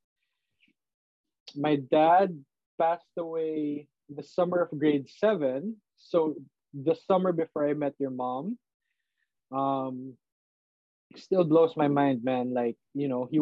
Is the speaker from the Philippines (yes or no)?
yes; Philippines; now in San Francisco, United States; based in San Francisco. Grew up in Magallanes with these boys.